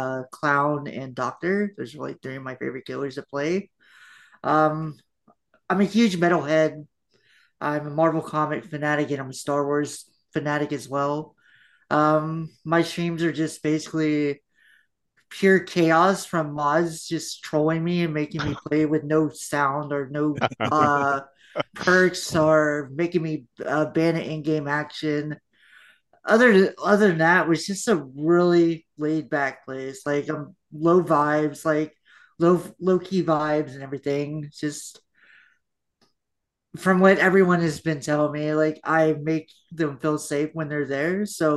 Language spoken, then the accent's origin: English; Florida, United States; I'm …. I am from Florida.